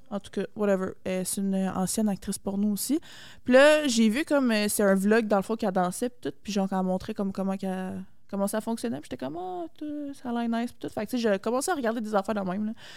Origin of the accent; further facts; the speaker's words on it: Mascouche, Quebec, Canada; moi, j'étais une petite fille, genre de banlieue. Moi, je viens de Mascouche